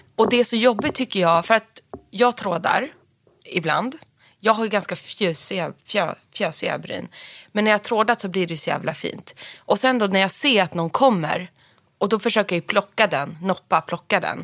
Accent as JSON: {"language": "Swedish", "town": "Sundsvall", "region": "Västernorrland County", "country": "Sweden", "said": "du låter som att du är från Sundsvall som jag"}